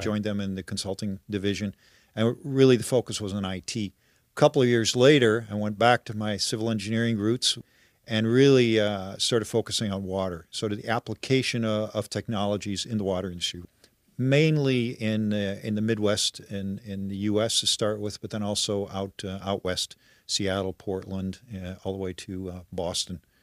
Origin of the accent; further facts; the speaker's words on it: Netherlands; now in Oakville, Canada; I'm originally from the Netherlands